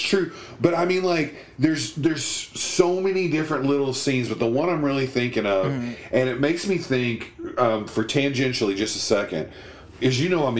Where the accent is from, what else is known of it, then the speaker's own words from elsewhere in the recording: United Kingdom; So we just try to, we're very British. We stiff upper lip and try to get past.